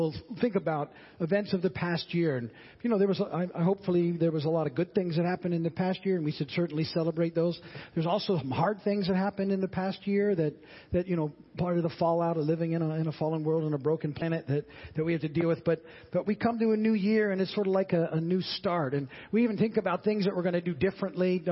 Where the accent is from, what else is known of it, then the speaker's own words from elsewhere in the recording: United States; I was born in the States